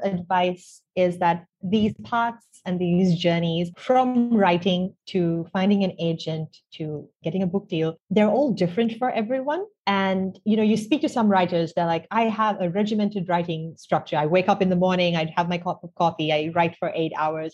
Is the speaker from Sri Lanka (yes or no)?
yes; Sri Lanka; I grew up in Sri Lanka. I still live here now.